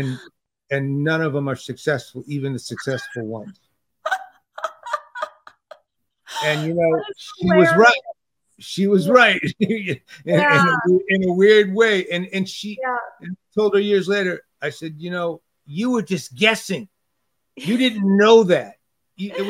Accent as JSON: {"language": "English", "town": "Detroit", "region": "Michigan", "country": "United States", "tie": "born or raised there", "also_born_or_lived": "California", "moved": "as an adult", "said": "I grew up in Detroit"}